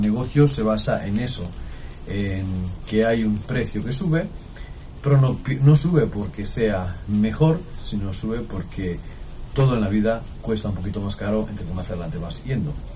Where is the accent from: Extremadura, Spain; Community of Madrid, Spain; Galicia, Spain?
Extremadura, Spain; Jaraíz de la Vera; Jariza es uno de los nombres de mi pueblo, Jaraíz de la Vera, en Extremadura